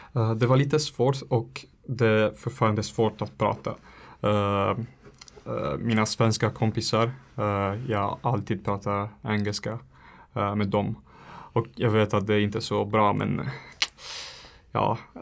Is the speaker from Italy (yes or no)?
yes; Italy; Swedish is a second language; moved away as an adult; now in Handen, Sweden; jag kommer från Italien.